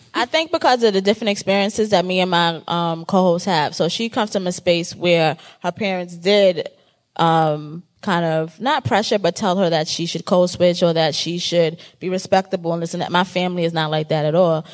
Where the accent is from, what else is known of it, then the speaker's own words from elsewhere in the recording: New York City, New York, United States; accent: Bronx; I'm from the Bronx. Um, and I talk like I'm from the Bronx all day, every day